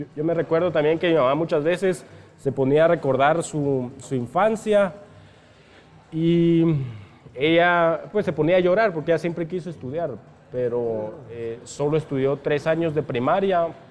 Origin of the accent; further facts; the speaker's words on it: Piedra Cuache, San Marcos, Guatemala; moved away as an adult; yo crecí en Piedracuache, ahí estudié toda la primaria